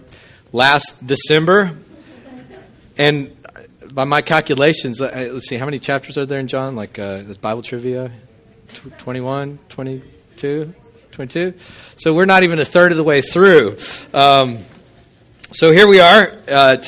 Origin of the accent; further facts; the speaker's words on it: Midland, Texas, United States; now in Hammond, United States; I grew up out in West Texas, Midland, and the annual rainfall was something like 9 to 11 inches in a year